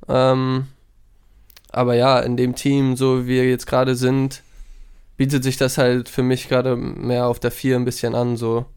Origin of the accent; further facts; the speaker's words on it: Hamburg, Germany; moved away as an adult; nah an Hamburg, nah an meiner Heimat